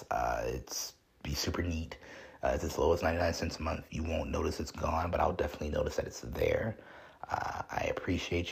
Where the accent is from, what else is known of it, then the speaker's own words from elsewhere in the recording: Chicago, Illinois, United States; I grew up in Chicago